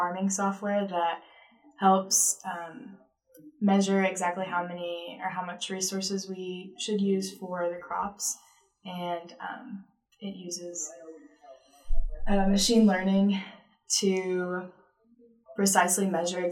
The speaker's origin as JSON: {"language": "English", "region": "Arkansas", "country": "United States", "said": "I'm from Restful, Arkansas."}